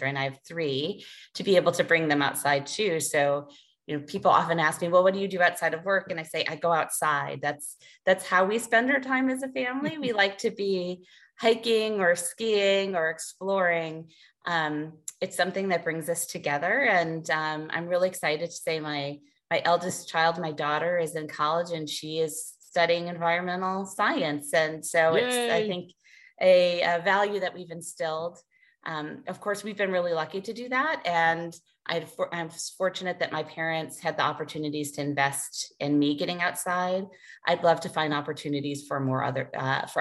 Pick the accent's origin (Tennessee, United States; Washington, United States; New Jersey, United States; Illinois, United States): Illinois, United States; Chicago; moved away as an adult; now in Maine, United States; growing up in Chicago